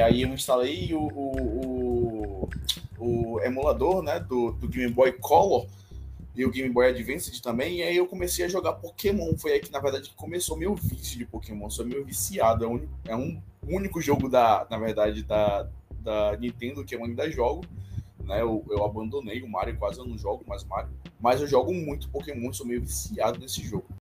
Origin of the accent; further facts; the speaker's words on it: Salvador, Bahia, Brazil; Eu sou da Bahia, Salvador, Bahia, Brasil